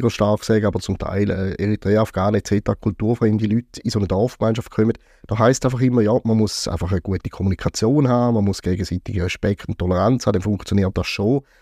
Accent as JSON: {"language": "German", "region": "Eastern Switzerland", "country": "Switzerland", "tie": "born or raised there", "said": "Auch in meiner Heimat Ostschweiz haben wir manchmal äh, so ein Problem."}